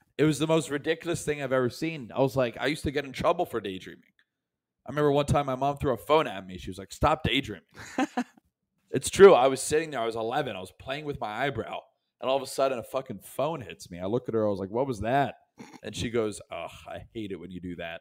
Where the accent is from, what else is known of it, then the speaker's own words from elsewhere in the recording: Tampa, Florida, United States; also born or lived in New York; I'm from Tampa, Florida, and my parents are from Philadelphia.